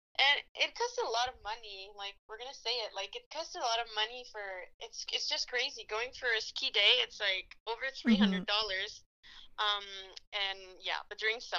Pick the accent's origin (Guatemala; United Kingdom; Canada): Canada; Quebec; accent: French; now in Alberta, Canada; I'm from Quebec, as you can tell from my lovely little Frenchy accent